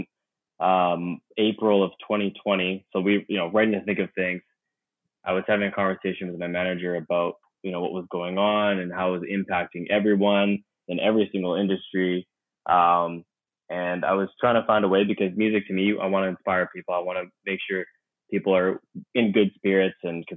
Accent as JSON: {"language": "English", "town": "Vancouver", "region": "British Columbia", "country": "Canada", "moved": "yes", "lives_now": "Toronto, Canada", "said": "I'm actually from Vancouver, but I'm living in Toronto now."}